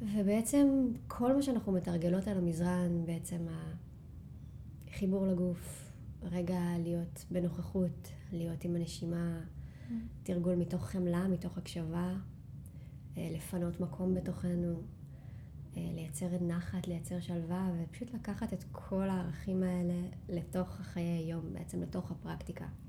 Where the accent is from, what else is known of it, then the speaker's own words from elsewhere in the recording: Rinatya, Central District, Israel; moved away as an adult; also born or lived in Tel Aviv / Shaharut; חזרתי לגור במושב שבו גדלתי, מושב רינתיה. מושב ממש מתוק שנמצא במרכז הארץ